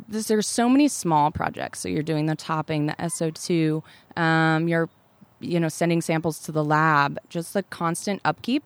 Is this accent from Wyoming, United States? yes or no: yes; Laramie, Wyoming, United States; moved away; I grew up in Laramie, Wyoming